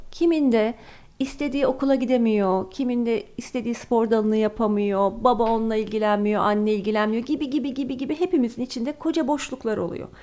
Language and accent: Turkish; Ankara, Turkey; also born or lived in London; now in Istanbul, Turkey